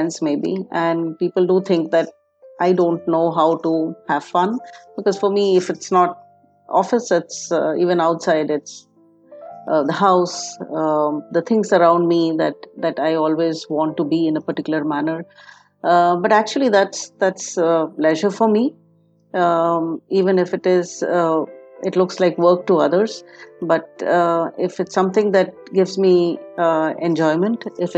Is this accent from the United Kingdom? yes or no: no; Jamshedpur, Jharkhand, India; also born or lived in Germany; I was born and brought up in Jamshedpur, a small town. It's a steel city